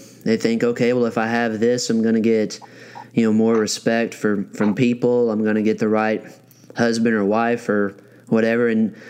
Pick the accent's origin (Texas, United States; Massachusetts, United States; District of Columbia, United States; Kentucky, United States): Kentucky, United States; Western; also born or lived in Marshall County, Kentucky; I grew up in Western Kentucky